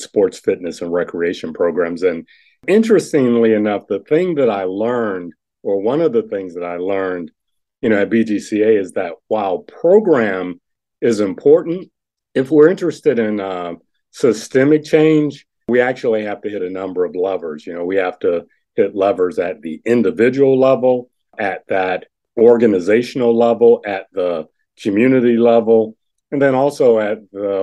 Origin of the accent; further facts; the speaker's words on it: Cleveland, Ohio, United States; moved away as an adult; also born or lived in Lexington, Kentucky; now in DeKalb County, Georgia, United States; Cleveland, my hometown